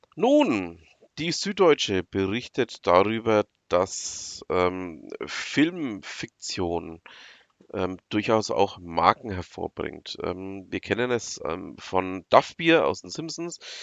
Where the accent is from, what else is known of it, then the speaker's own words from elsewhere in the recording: Franconia, Bavaria, Germany; bei uns in Franken